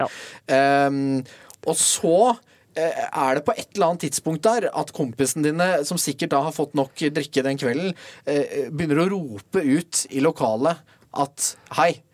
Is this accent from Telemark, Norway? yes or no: yes; Kragerø, Telemark, Norway; vi er begge fra Telemark. Ja. Vi spilte jo mot hverandre i ungdomstida, like gamle. Du for Notodden, jeg for Kragerø.